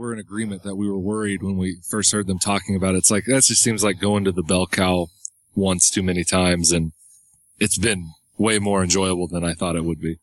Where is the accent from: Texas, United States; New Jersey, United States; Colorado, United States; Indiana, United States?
Indiana, United States; Indiana, of course, my home state